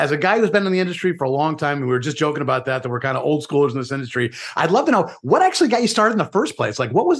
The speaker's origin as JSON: {"language": "English", "country": "United States", "said": "Me being an American"}